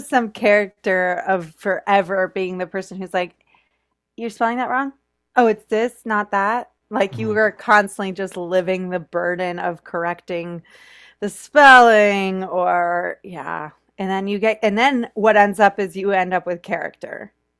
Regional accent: Florida, United States; also born or lived in New York; now in Los Angeles, United States; So I'm from Florida. I went to school in New York. I went to NYU.

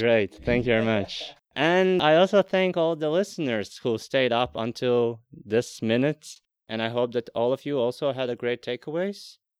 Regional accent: Latvia; moved away as an adult; I am born and raised in Latvia and I came here when I was 20

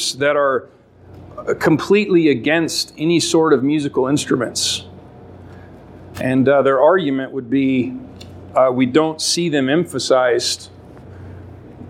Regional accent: Alaska, United States; I grew up in Alaska

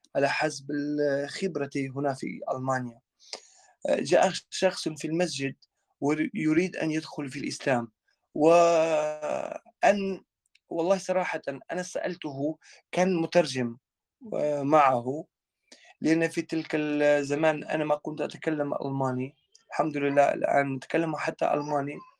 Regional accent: Kosovo; Arabic is a second language; moved away as an adult; also born or lived in Libya; now in Germany; خريج حتى من مدرسة ثانوية إسلامية في في بريشتينا في عاصمتنا

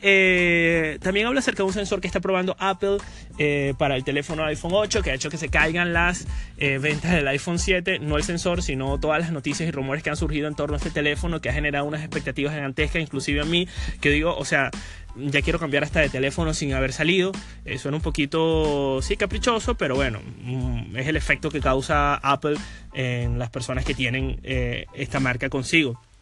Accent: Venezuela; now in Madrid, Spain; en mi país, Venezuela

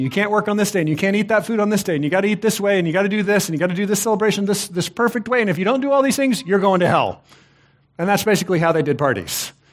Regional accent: Texas, United States; I, I grew up in Texas.

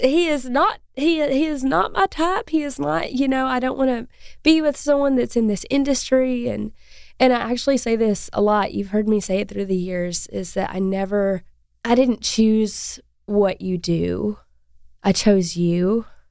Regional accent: Arkansas, United States; We're both from Arkansas

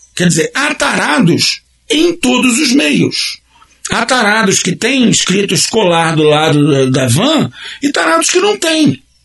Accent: Brazil; nós brasileiros somos uma nação

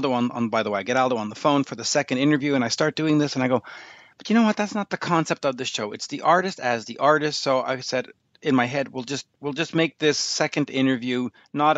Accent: Canada; as a Canadian

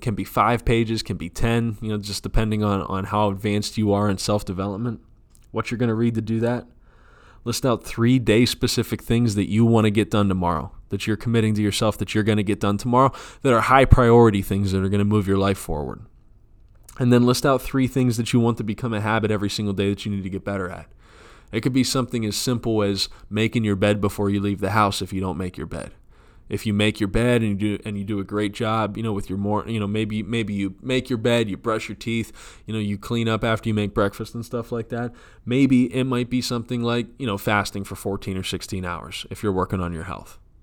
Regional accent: United States

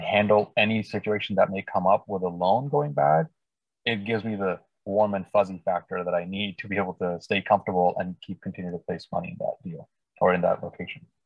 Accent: India; also born or lived in Northern California Bay Area, United States; now in Bay Area, United States; I was uh, born and raised in India, actually, and been in the U.S. about 25 years. And now I live in the Northern California Bay Area region.

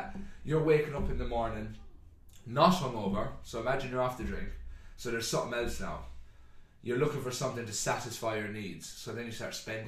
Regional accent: Ireland; growing up in Ireland, you're used to funerals every feckin' weekend

